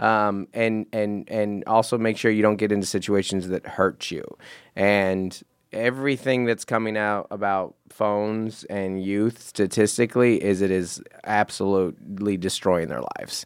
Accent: Seattle, Washington, United States; now in Southern California, United States; I grew up in Seattle

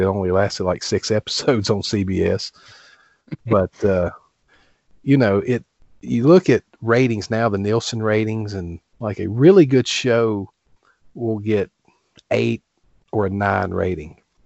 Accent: Appalachian Mountains, United States; I grew up here in the Appalachian Mountains

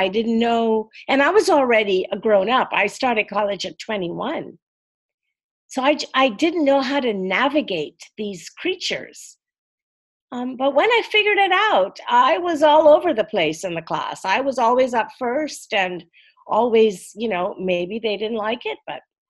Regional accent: Trinidad & Tobago; moved away as an adult; I was born and grew up in Trinidad and Tobago in the West Indies. It's a country made up of two islands, right off the coast of Venezuela.

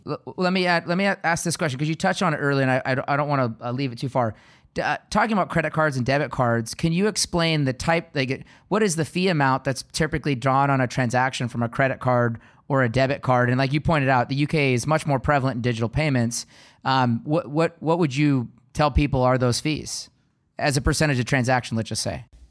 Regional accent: Seattle, Washington, United States; I was born and raised in Seattle

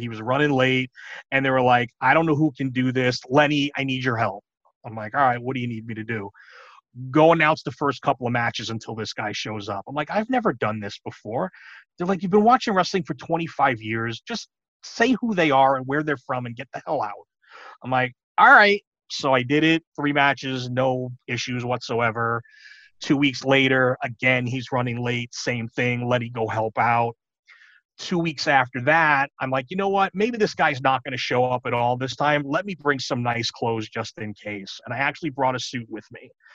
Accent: New York, United States; moved away; I grew up in New York

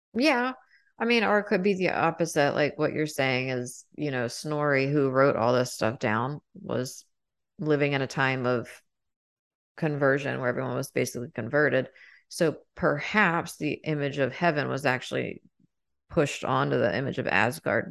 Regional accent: United States; I'm American

